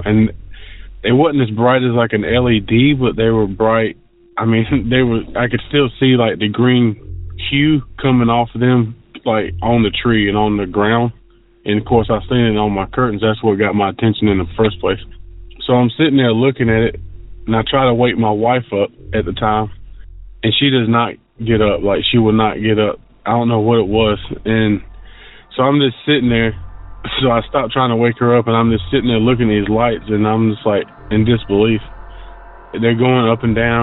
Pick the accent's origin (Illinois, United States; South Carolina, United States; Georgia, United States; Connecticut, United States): South Carolina, United States; Rock Hill; I'm from South Carolina, Rock Hill, to be exact